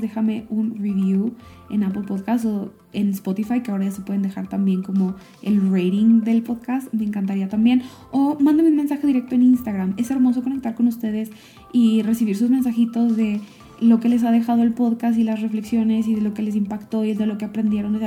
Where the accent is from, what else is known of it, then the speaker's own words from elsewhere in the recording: Michoacán, Mexico; moved away; also born or lived in Silicon Valley; yo estoy aquí en mi pueblo, regresando a mi pueblo natal, en México, en Michoacán